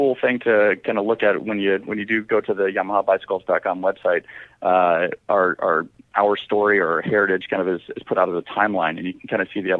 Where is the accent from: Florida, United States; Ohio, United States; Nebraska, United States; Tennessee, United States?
Nebraska, United States; Omaha; moved away as an adult; also born or lived in Colorado; I grew up in Omaha, Nebraska